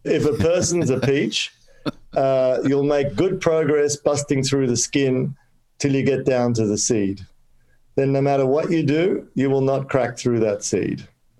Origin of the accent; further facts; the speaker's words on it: Kolkata, West Bengal, India; born there; I have, because I was born in Calcutta, so I can actually say this and my friends will understand.